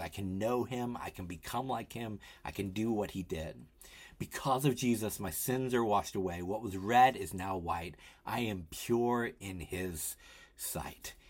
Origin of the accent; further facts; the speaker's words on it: Tennessee, United States; now in Philadelphia, United States; I grew up in Tennessee